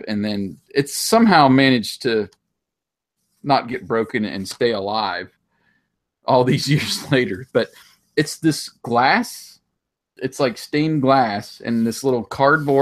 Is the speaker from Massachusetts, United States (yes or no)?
no; Curwensville, Pennsylvania, United States; Kerwinsville Days, which was in my hometown